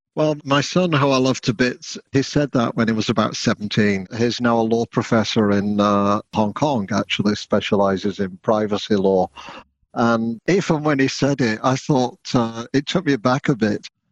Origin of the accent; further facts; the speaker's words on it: United Kingdom; now in Canada; the country of my upbringing, Brexit Britain